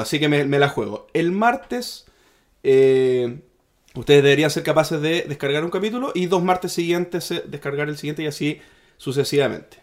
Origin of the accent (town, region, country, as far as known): Chile